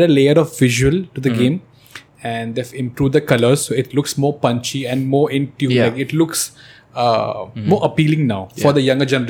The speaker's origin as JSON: {"language": "English", "town": "Mahad", "region": "Maharashtra", "country": "India", "tie": "born or raised there", "moved": "yes", "said": "my hometown in Mahad"}